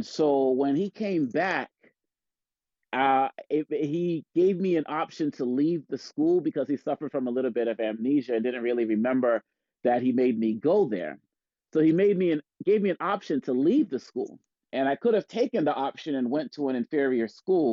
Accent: Boston, Massachusetts, United States; growing up in Boston, Massachusetts

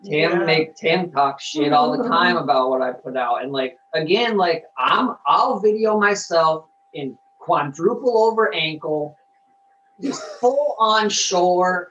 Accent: Denver, Colorado, United States; now in Michigan, United States; I'm from Denver

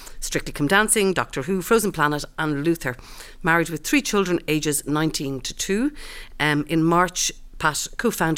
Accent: Ireland; being Irish

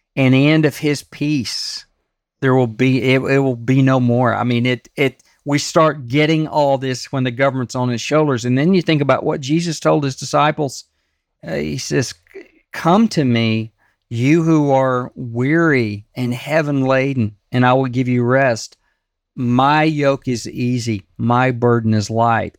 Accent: Texas, United States; I grew up in Texas

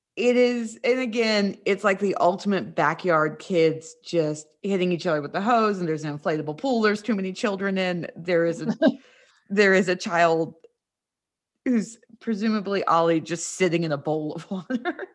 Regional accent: West Virginia, United States; moved away; also born or lived in North Carolina; I grew up in West Virginia, but then spent a lot of time in North Carolina

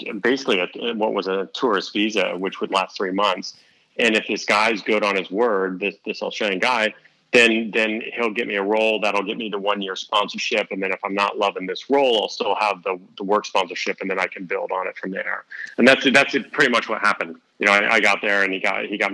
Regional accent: Mount Vernon, Ohio, United States; moved away; also born or lived in Columbus, Ohio; I was born in Columbus, but then moved up to Mount Vernon at like 4 or 5. So I'd done, you know, grade school, middle school, and high school all in this small town

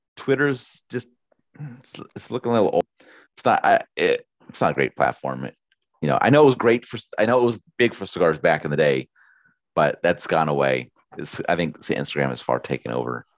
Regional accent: United States; I'm an American

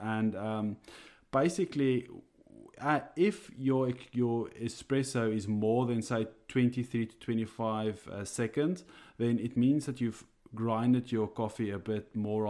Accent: South Africa; first language Afrikaans; English is a second language; now in Ireland; For all those out there, I am an Afrikaans guy. So this is definitely not my my first language, but I here in Ireland, I have adjusted a bit.

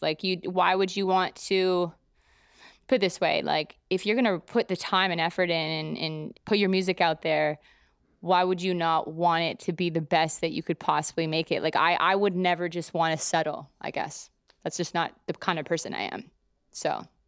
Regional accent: Calgary, Alberta, Canada; moved away as an adult; also born or lived in Toronto; now in New York, United States; I'm from Calgary originally, Canada, and I'm, I moved to Toronto, basically pretty close to out of high school

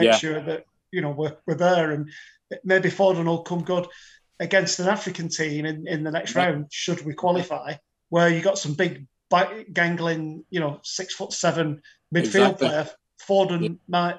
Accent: England, United Kingdom; I'm English

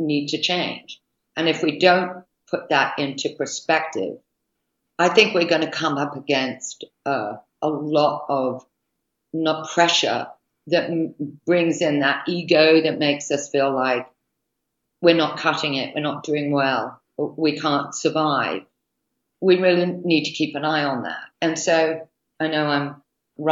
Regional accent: United Kingdom; now in United States; being a Brit

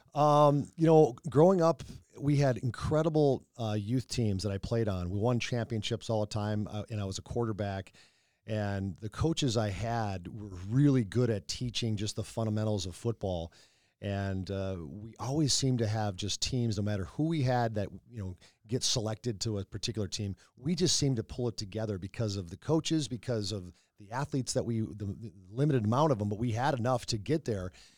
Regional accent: North Saint Paul, Minnesota, United States; growing up in North Saint Paul

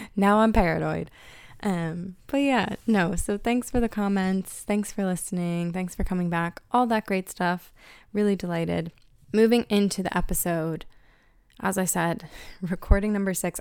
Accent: Pennsylvania, United States; moved away as an adult; now in Ireland; growing up in Pennsylvania

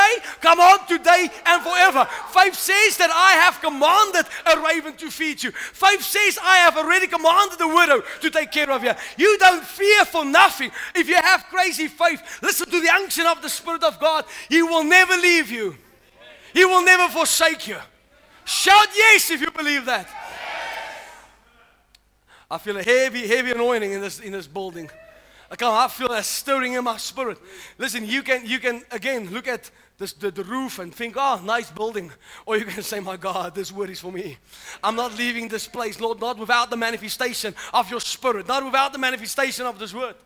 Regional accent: South Africa; now in United States; I'm actually from South Africa.

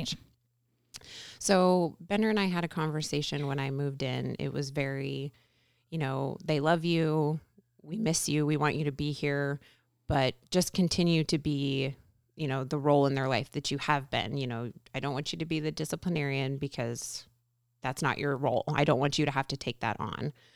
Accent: Everett, Washington, United States; now in Covington, United States; I grew up in the Everett area, went to school there

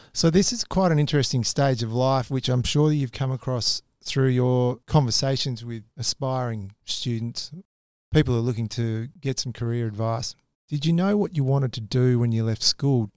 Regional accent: Quairading, Western Australia, Australia; we both grew up in Quaritting

